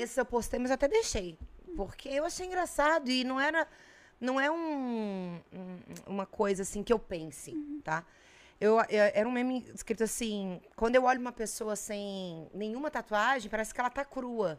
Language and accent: Portuguese; Brasília, Federal District, Brazil; moved away; also born or lived in Volta Redonda, Rio de Janeiro; É uma infância que eu passei em Brasília, porque eu sou de Brasília